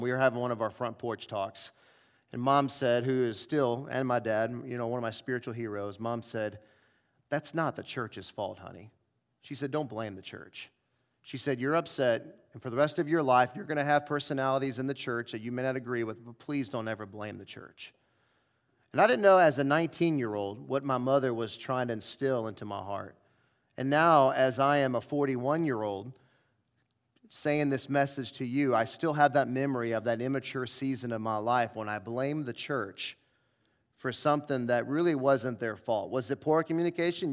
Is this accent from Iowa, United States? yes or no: no; St. Louis, Missouri, United States; moved away; I grew up in Saint Louis